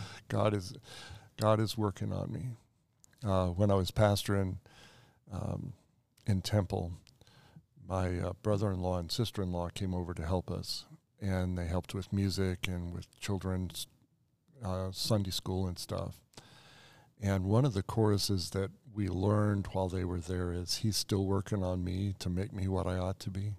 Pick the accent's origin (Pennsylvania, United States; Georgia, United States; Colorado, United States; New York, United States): Colorado, United States; Colorado Springs; also born or lived in Black Forest, Colorado; I grew up in Colorado Springs